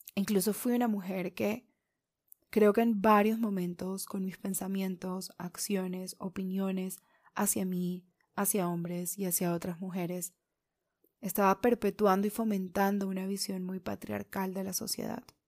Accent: Caribbean region of Colombia, Colombia; los que crecimos en zonas del Caribe

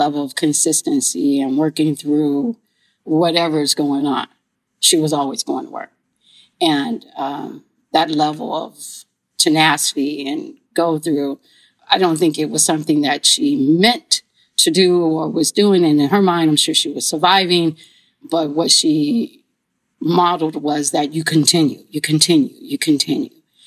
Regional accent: Houston, Texas, United States; I grew up right here in Houston, Texas, on the southeast end of Houston, Texas

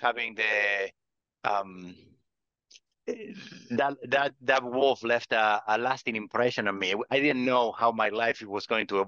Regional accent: Argentina; moved away as an adult; also born or lived in Patagonia; now in California, United States; I grew up in Argentina

